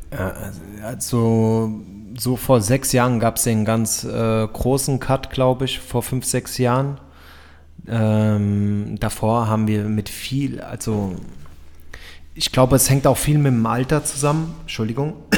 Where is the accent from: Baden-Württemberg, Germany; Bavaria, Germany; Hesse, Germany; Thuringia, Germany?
Hesse, Germany; Frankfurt; Ich komme aus Frankfurt